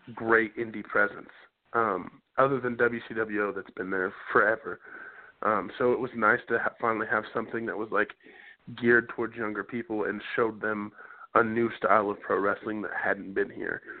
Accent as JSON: {"language": "English", "town": "Indianapolis", "region": "Indiana", "country": "United States", "tie": "born or raised there", "said": "Indianapolis is my hometown"}